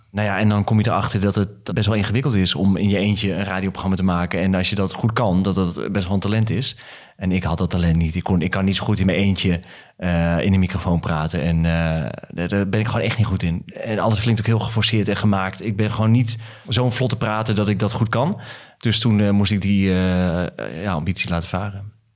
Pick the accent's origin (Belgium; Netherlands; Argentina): Netherlands; Emmen, Drenthe; moved away as an adult; also born or lived in Hilversum; Ik kwam inderdaad uit Emmen en... 23, eh, ging naar Hilversum.